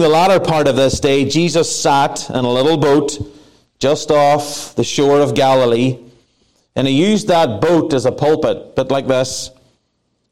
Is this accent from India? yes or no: no; Ireland; now in Placerville, United States; I am Irish.